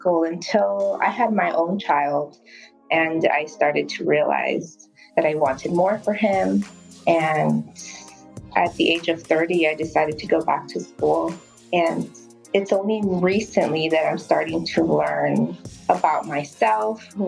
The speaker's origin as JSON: {"language": "English", "town": "Burbank", "region": "California", "country": "United States", "tie": "born or raised there", "said": "I grew up in Burbank"}